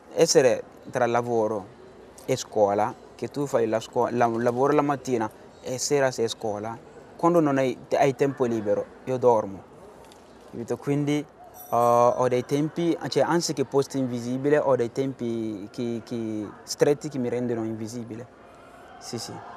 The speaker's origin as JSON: {"language": "Italian", "country": "Benin", "second_language": "Italian", "moved": "as an adult", "lives_now": "Bologna, Italy", "said": "vengo dal Benin, sono qua a Bologna da tre anni"}